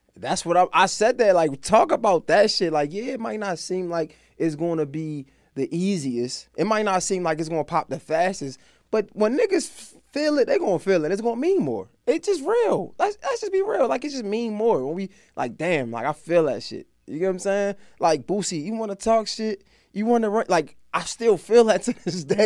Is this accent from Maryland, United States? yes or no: yes; Baltimore, Maryland, United States; I'm from Baltimore, like, real live crack house